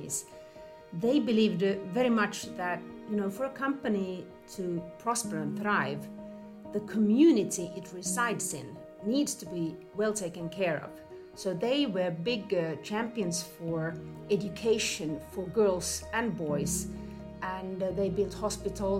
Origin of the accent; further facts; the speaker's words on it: Finland; moved away as an adult; I grew up in Finland, but I have lived in 10 different countries on four continents over a 10-20-year period